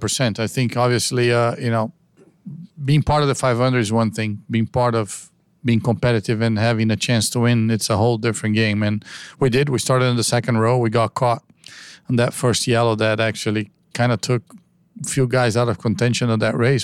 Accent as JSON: {"language": "English", "country": "United States", "said": "I'm American myself"}